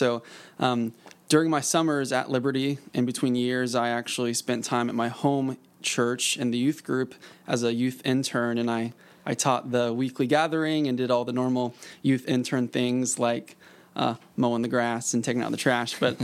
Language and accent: English; Springfield, Missouri, United States; I grew up in Springfield, Missouri